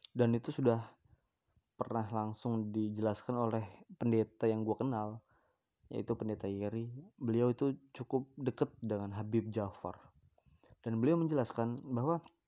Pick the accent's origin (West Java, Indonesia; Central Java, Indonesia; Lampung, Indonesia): Lampung, Indonesia; Bandar Lampung; di Bandar Lampung ini adalah, tepatnya di kota gua ya, di Lampung